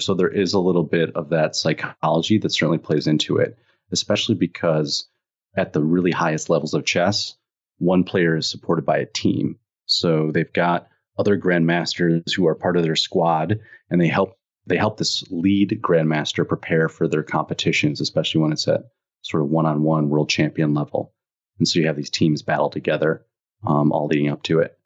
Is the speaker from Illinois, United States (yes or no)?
yes; Illinois, United States; I grew up in Illinois, so it was cold